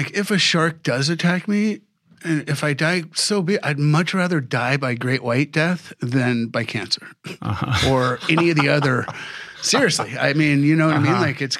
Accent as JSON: {"language": "English", "country": "Saudi Arabia", "tie": "born or raised there", "said": "I started diving at 10 years old in the Persian Gulf. I grew up in Saudi Arabia for 4 years and it was like untouched reefs."}